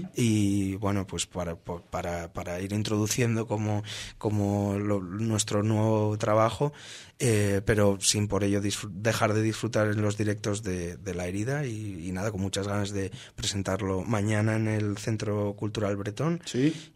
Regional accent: Asturias, Spain; nosotros somos somos asturianos eh, tenemos el mar muy presente, eh, es, una, es una comunidad de España

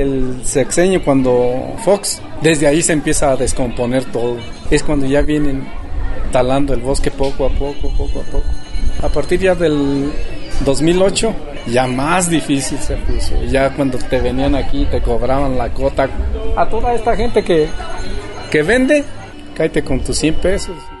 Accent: Cherán, Michoacán, Mexico; born or raised there

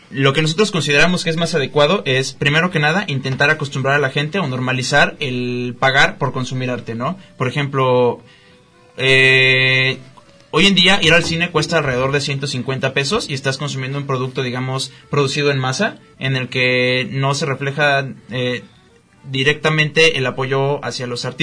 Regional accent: Guadalajara, Jalisco, Mexico; nosotros como tapatíos estamos muy poco acostumbrados a pagar o activamente consumir arte

